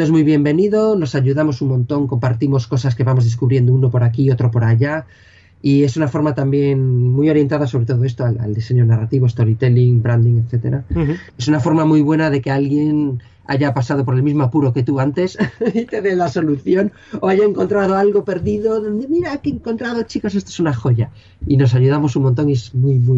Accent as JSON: {"language": "Spanish", "region": "Galicia", "country": "Spain", "accent": "Galician", "said": "Yo soy gallego"}